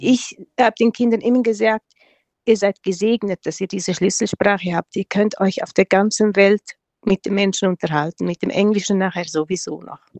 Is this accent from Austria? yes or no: no; Engadin, Graubünden, Switzerland; first language Romansh; German is a second language; also born or lived in Tanzania; das ist unsere Muttersprache, das lernen wir von klein auf. Wir lernen Deutsch als erste Fremdsprache